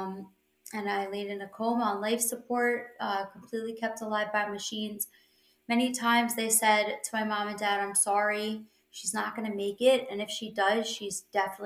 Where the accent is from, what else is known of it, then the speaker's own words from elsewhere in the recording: New York, United States; I'm from New York.